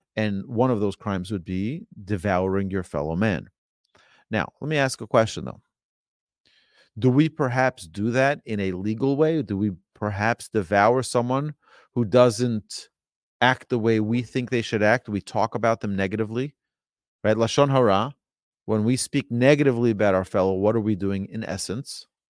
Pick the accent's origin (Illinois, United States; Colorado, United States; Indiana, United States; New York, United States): New York, United States; New York City; when I grew up in New York City, in Brooklyn, New York